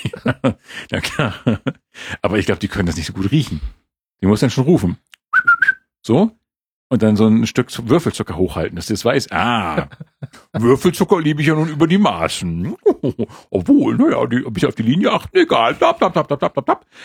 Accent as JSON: {"language": "German", "region": "Schleswig-Holstein", "country": "Germany", "moved": "yes", "lives_now": "Munich, Germany", "said": "als Schleswig-Holsteiner"}